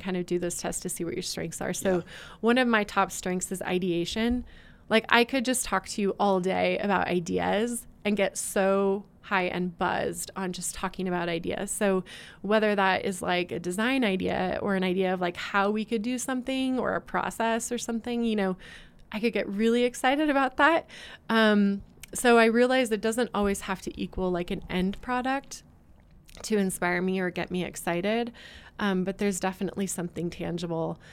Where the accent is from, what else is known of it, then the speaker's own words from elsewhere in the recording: West Coast, United States; moved away as an adult; also born or lived in Boston / Oregon; now in Utah, United States; I'm originally from the West Coast, but I had been living out in Boston for the last eight years. Um, and I felt like, you know, I kind of want to get back closer to home. My family's in, in Oregon